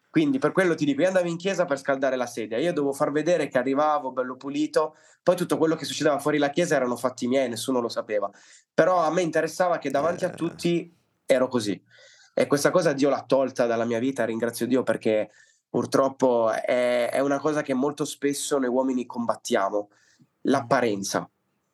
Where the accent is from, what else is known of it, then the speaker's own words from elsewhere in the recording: Liguria, Italy; also born or lived in Palermo, Sicily; sono nato a Palermo, ma mio padre per questioni lavorative si è trasferito al nord, precisamente in Liguria. E quindi sono venuto su che ero bambino, avevo tre anni.